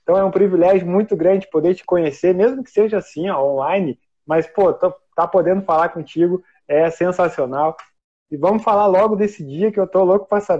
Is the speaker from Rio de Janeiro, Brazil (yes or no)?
no; Novo Hamburgo, Rio Grande do Sul, Brazil; Eu sou de Novo Hamburgo, mas eu não sei essa carne, não tomo chimarrão, então não sou gaúcho de verdade.